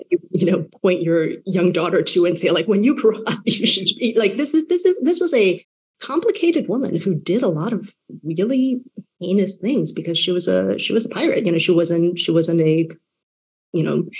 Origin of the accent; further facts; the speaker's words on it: Taiwan; moved away; I was born and raised in Taiwan